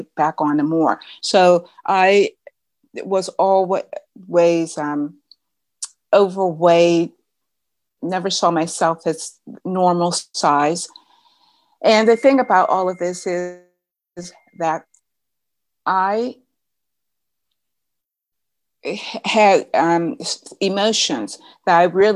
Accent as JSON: {"language": "English", "town": "Pittsburgh", "region": "Pennsylvania", "country": "United States", "also_born_or_lived": "St. Louis, Missouri", "said": "I am from Pittsburgh, even though right now I'm in St. Louis, Missouri"}